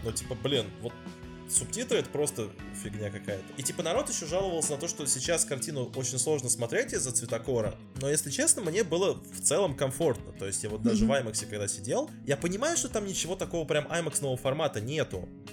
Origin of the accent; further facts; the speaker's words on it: Moscow, Russia; moved away; я бывший москвич